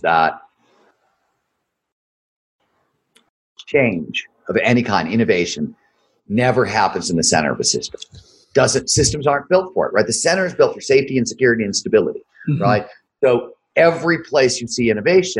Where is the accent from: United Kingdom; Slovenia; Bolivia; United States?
United States; Ohio; I grew up in Ohio